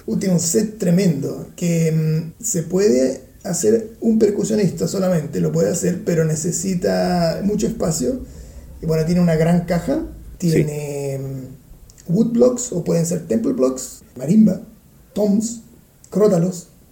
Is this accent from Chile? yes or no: yes; Chile; now in Vienna, Austria; soy chileno